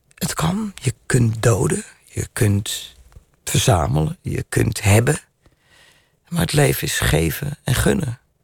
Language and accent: Dutch; Rotterdam, South Holland, Netherlands; Ik ben een Rotterdammer.